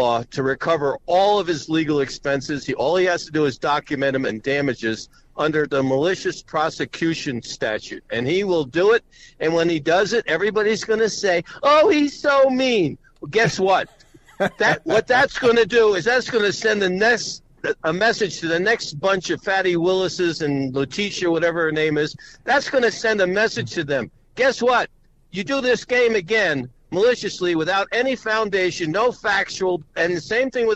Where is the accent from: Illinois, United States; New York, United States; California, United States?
New York, United States; New York City; I'm 81 years old, but I grew up in the Bronx